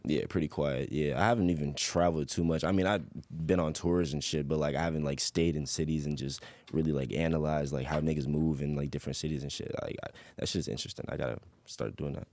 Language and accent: English; Chesapeake, Virginia, United States; also born or lived in Portsmouth, Virginia; I was born in Portsmouth, but I was rain-, raised in Chesapeake